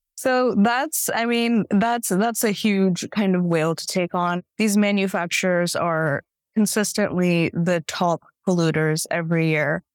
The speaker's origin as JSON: {"language": "English", "area": "Bay Area", "region": "California", "country": "United States", "also_born_or_lived": "India / San Francisco", "said": "I'm from the Bay Area originally, so I was in San Francisco for many years"}